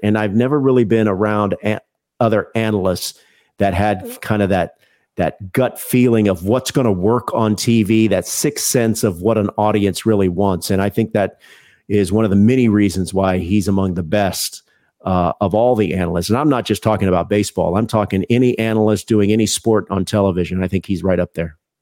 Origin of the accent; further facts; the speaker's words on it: Houston, Texas, United States; I grew up in Houston